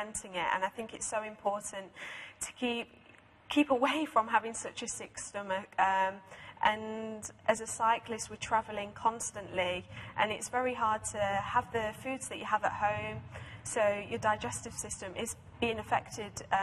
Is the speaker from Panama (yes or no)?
no; United Kingdom; my home country, Great Britain